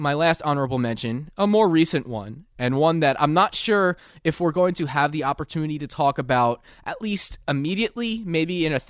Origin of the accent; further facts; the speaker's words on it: Long Island, New York, United States; I'm an Italian from Long Island